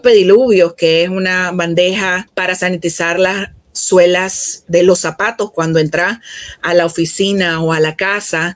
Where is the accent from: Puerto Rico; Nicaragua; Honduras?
Nicaragua; En el caso de mi país